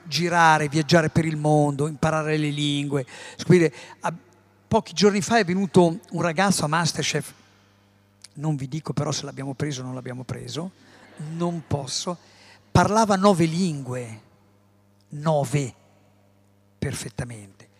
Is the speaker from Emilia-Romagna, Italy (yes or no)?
yes; Emilia-Romagna, Italy; io sono emiliano. Nasco in un paese, in un posto dove la pasta